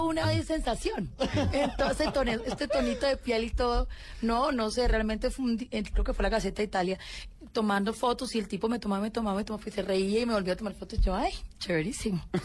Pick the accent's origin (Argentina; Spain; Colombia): Colombia; yo soy una colombiana común y corriente